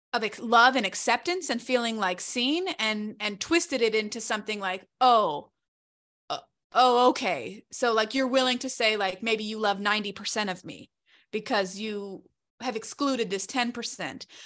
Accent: Charlotte, North Carolina, United States; moved away; I'm originally from Charlotte, North Carolina

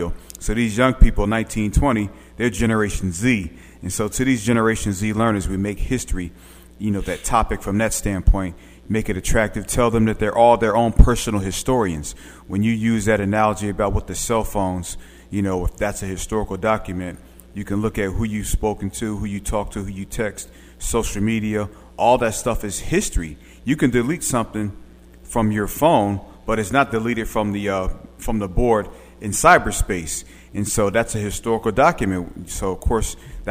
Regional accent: Philadelphia, Pennsylvania, United States; now in Arkansas, United States; I'm a transplant Southerner. I'm from West Philly, born and raised on a playground. Nah, but again, I'm from West Philly

